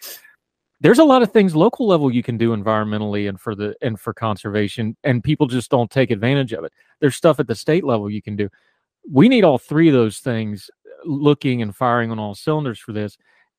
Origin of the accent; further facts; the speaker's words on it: West Virginia, United States; moved away; the way I was raised rural in West Virginia